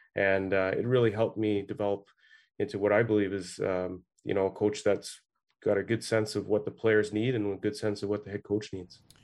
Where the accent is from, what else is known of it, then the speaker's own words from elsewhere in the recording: Ottawa, Ontario, Canada; I grew up in Ottawa here